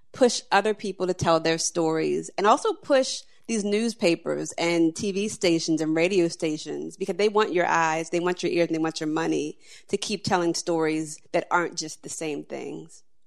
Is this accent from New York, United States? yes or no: no; Annapolis, Maryland, United States; I was a little girl who, growing up in Annapolis